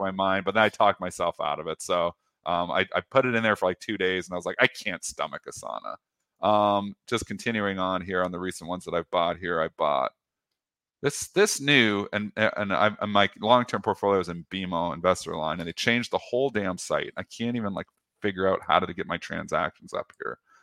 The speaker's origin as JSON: {"language": "English", "country": "Canada", "said": "I'm Canadian. I'm fully in Canada"}